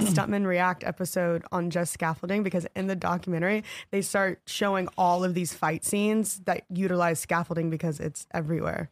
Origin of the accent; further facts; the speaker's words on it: the South, United States; I'm from the South and, like, redneck area